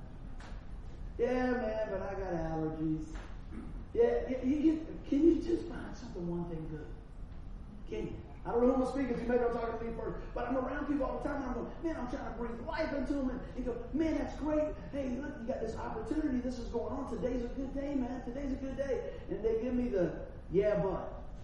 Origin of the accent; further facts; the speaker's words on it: Buffalo, New York, United States; accent: Buffalo; Still sound like I was from Buffalo